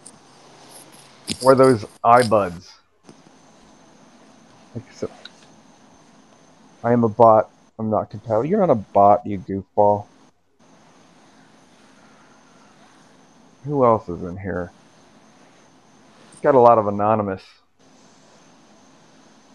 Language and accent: English; Florida, United States; moved away; also born or lived in Orlando, Florida; I was raised in Florida. I went to high school in Piper High, and I went to and I lived in Orlando